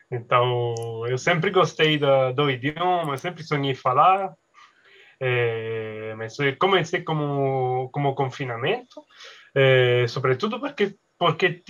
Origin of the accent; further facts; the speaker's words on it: Sicily, Italy; Portuguese is a second language; now in Paris, France; moro na França. Uh, eh, em Paris, me, mas sou italiano, mas especificamente da Sicília, uma, uma ilha no sul, de, no sul da, da Itália.